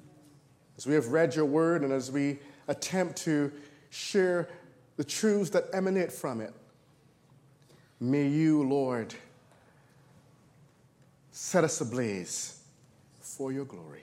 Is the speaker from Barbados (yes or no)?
yes; Barbados; moved away; I was born in Barbados, the last of 10 kids, and really enjoyed living there